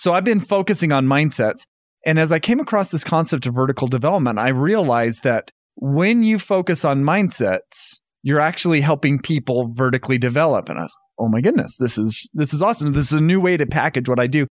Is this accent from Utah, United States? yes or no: yes; North Ogden, Utah, United States; moved away as an adult; also born or lived in Indiana; So I grew up in North Ogden, Utah